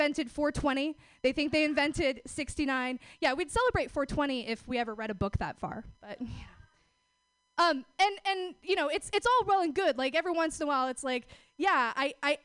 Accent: Oregon, United States; I'm from out of town. I'm actually from Oregon.

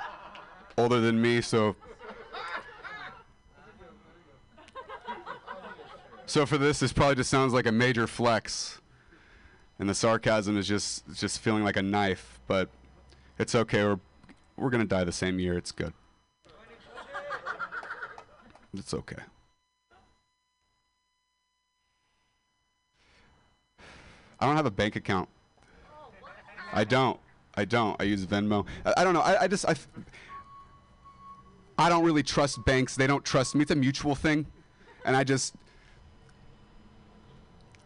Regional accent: Modesto, California, United States; moved away as an adult

